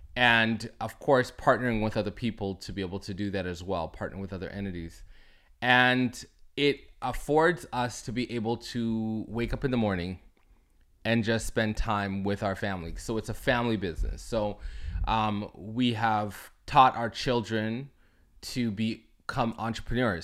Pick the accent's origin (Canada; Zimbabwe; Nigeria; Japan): Canada; Toronto, Ontario; I'm from Toronto, Canada